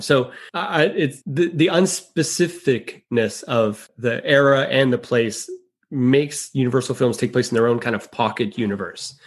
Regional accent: Pittsburgh, Pennsylvania, United States; now in Los Angeles, United States; I'm a writer and filmmaker in Los Angeles. I'm originally from Pittsburgh

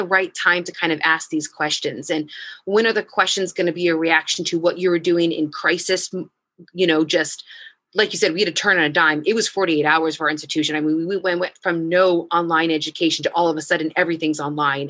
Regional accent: United States; moved away as an adult; now in Iraq; as an American and as a female

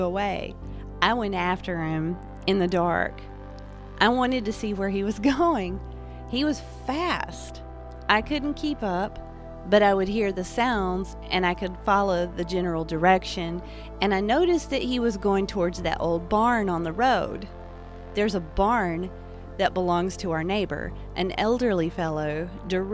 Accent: Appalachia, United States; also born or lived in western North Carolina; I'm an Appalachian artist, a spiritualist, and a storyteller.

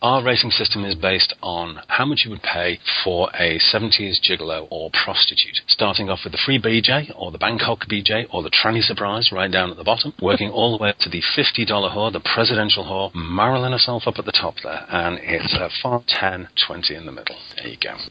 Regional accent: Lancashire, North West England, United Kingdom; I'm from Lancashire

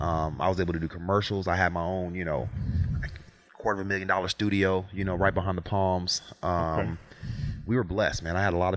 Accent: Las Vegas, Nevada, United States; moved away; Hey, I think growing up in Vegas was amazing, right?

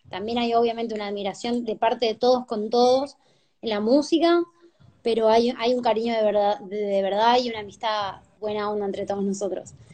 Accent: Jujuy, Argentina; also born or lived in Tucumán; cuando yo llegué de, de Jujuy, de Tucumán hacia acá, ya en Tucumán ya había cierto underground conectado con el de acá en el reggaetón

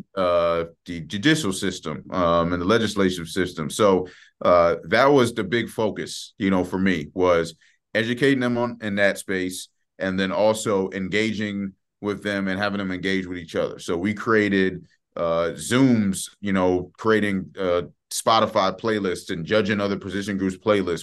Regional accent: Maryland, United States; moved away; I'm from Maryland

